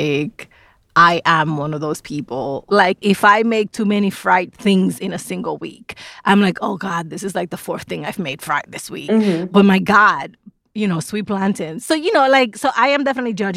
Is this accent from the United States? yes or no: yes; New York City, New York, United States; now in North Bethesda, United States; I grew up in the South Bronx.